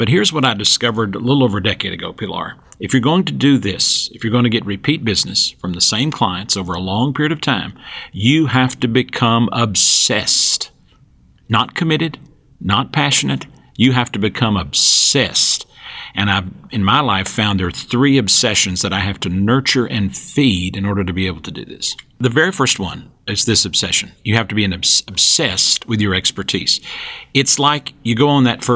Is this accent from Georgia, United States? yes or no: yes; Western North Carolina, rural North Georgia, United States; I grew up, and you can tell by my accent, in the rural part of North Georgia, Western North Carolina